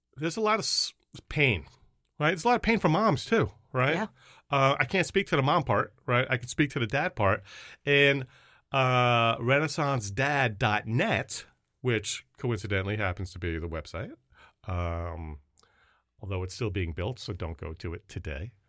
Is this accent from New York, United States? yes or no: yes; Long Island, New York, United States; moved away as an adult; now in Massachusetts, United States; a Jewish kid growing up in Long Island